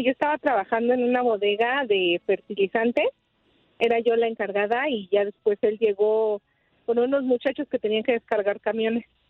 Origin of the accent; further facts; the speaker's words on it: Mexico City, Mexico; Yo soy de la Ciudad de México